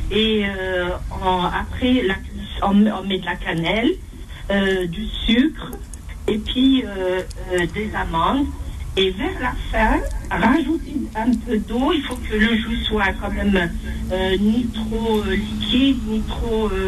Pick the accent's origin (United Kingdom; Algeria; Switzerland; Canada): Algeria; la meuf chez nous en Algérie.